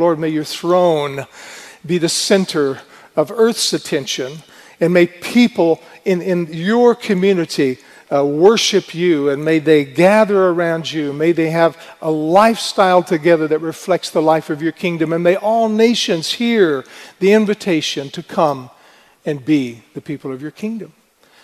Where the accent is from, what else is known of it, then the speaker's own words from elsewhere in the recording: United States; moved away as an adult; now in Sweden; I am an American